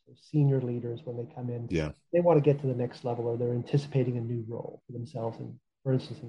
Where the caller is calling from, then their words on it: Arlington, Virginia, United States; I'm calling in from Arlington, Virginia.